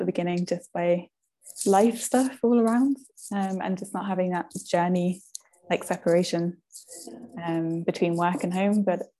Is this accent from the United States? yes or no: no; United Kingdom; I'm from the UK.